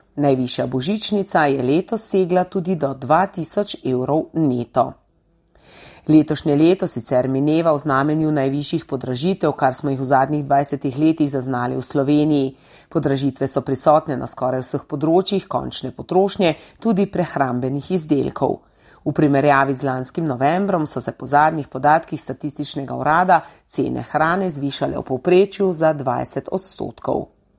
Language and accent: Slovenian; Slovenia